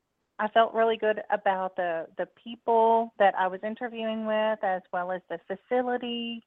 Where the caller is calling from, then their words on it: Texas, United States; I'm calling from Texas.